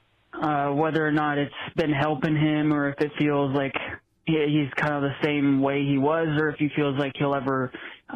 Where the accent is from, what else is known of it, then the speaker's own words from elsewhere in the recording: Las Vegas, Nevada, United States; I'm 19. I'm from Las Vegas.